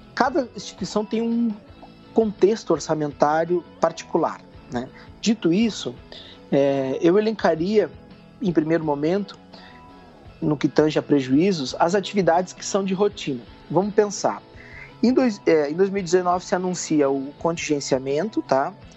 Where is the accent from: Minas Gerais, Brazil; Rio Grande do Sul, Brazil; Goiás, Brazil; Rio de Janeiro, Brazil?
Rio Grande do Sul, Brazil; Alegrete; eu sou natural do Rio Grande do Sul, da fronteira oeste, de uma cidade chamada Alegrete